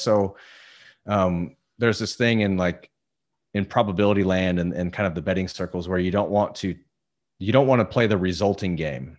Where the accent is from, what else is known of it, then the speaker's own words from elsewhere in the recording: Indiana, United States; moved away as an adult; also born or lived in Denver; now in Southern California, United States; I was born in Denver, but I grew up in Indiana. I spent my entire life in Indiana up till, uh, six years ago